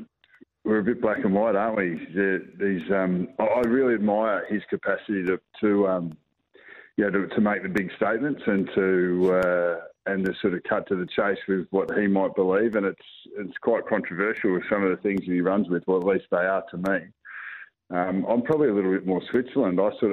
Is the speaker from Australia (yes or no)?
yes; South Australia, Australia; born there; also born or lived in Northern Territory / Victoria; So I was born in South Australia. So I've always got a hail from South Australia. I've been a territory boy, but yeah, I've been in Victoria for 30 years.